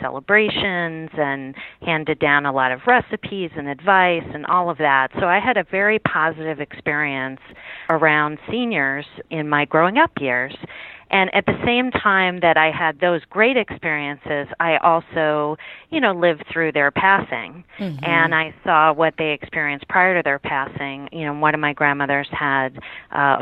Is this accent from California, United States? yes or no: no; Pittsburgh, Pennsylvania, United States; now in Washington, D.C., United States; I grew up in Pittsburgh, Pennsylvania